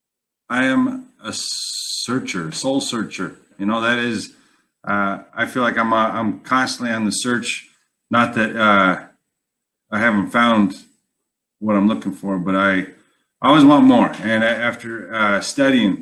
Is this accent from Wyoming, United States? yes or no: yes; Wyoming, United States; moved away; I was born and raised in Wyoming